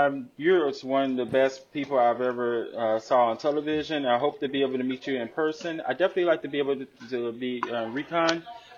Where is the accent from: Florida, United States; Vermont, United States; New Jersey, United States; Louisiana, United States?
Louisiana, United States; Shreveport; now in Houston, United States; whether I'm in Houston or back home in my original hometown of Shreveport, Louisiana.